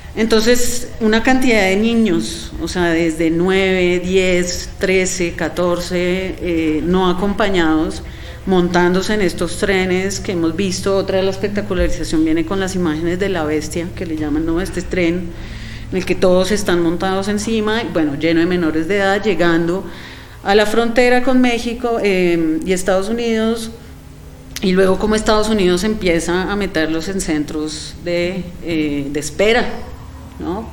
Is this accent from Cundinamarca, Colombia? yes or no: no; Bogotá, Colombia; nosotros como bogotanos